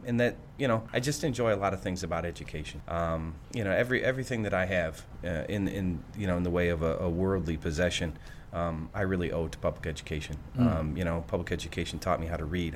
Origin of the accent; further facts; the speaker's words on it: Greenville, Michigan, United States; So I'm from Greenville